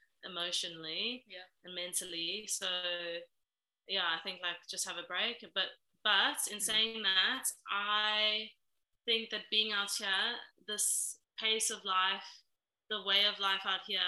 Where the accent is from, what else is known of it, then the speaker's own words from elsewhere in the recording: Philippines; now in Australia; I'm originally from the Philippines.